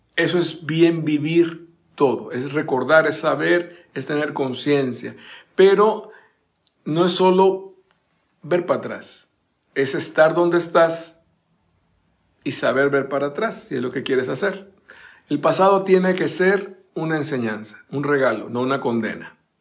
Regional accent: Costa Rica; mi país natal, Costa Rica

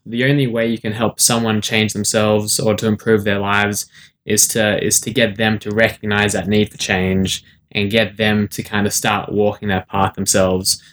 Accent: Sydney, New South Wales, Australia; also born or lived in South Africa; I was born in South Africa, but I've lived most of my life in Sydney, Australia.

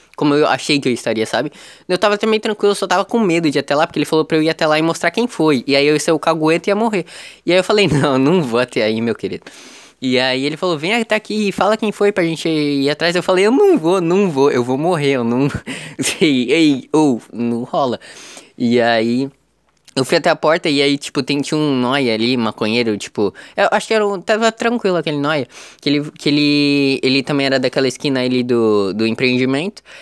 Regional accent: Praia Grande, São Paulo, Brazil; São Vicente é do lado de Praia Grande, é do lado da minha cidade natal

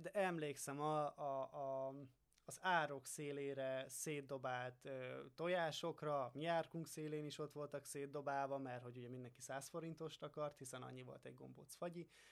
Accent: Hungary; én hiába faluról származom

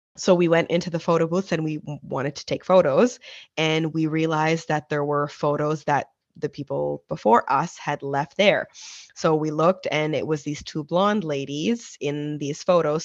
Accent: Nova Scotia, Canada; We were born and raised in Nova Scotia, Canada

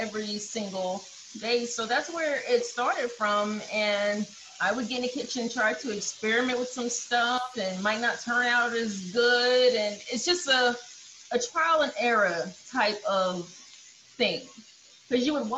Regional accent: the South, United States; I grew up in the South

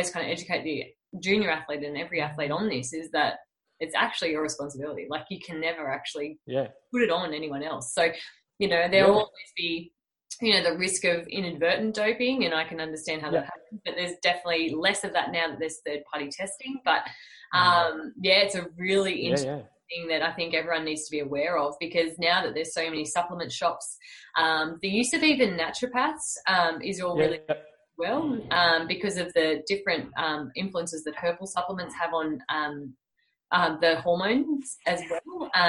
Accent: Australia; how do I then, you know, cheer for you, like, as an Australian, how do I then feel about this?

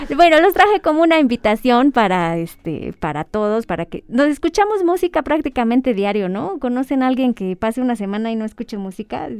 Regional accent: Ecatepec, State of Mexico, Mexico; now in Toluca, Mexico; me crié en, en Ecatepec y luego ya mucho tiempo aquí, en Toluca

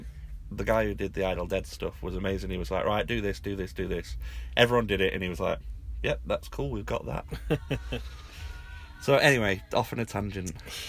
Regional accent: England, United Kingdom; accent: English

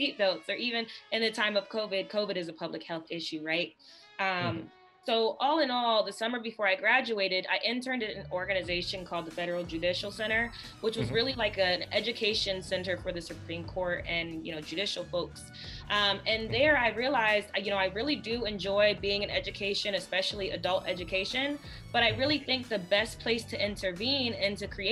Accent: Toledo, Ohio, United States; moved away as an adult; now in Tulsa, United States; I am from the small town of Toledo, Ohio.

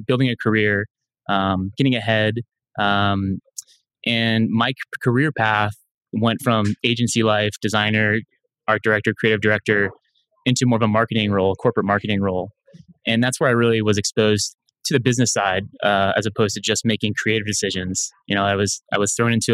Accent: Anna Maria, Florida, United States; also born or lived in Jacksonville, Florida; I'm a Floridian. I grew up on the west coast of Florida on Anna Maria Island

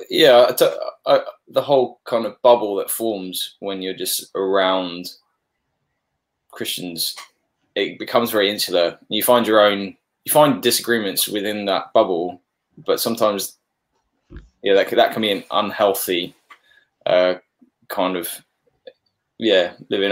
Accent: Papua New Guinea; moved away; growing up in Papua New Guinea.

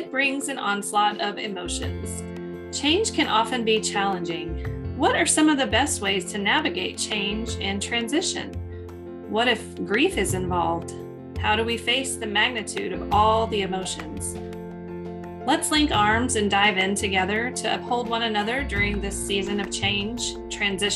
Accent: Texas, United States; We're not from Houston. No offense to Houston friends, but we are not from Houston. We are from Texas

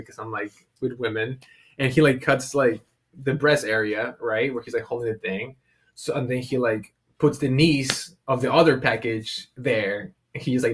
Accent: San Diego, California, United States; I grew up in San Diego

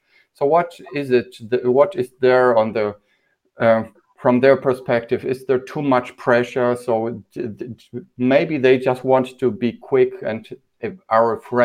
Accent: Poland; we grew up in Poland without candy

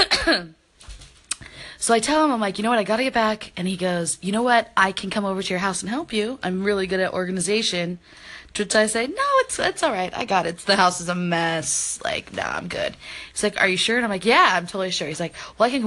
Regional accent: the South, United States; I grew up in the South

